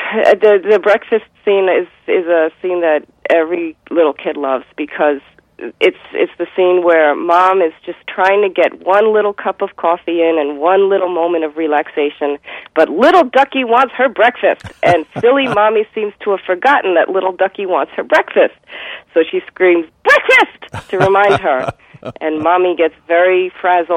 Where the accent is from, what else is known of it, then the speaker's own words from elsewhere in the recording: United States; I am Jewish American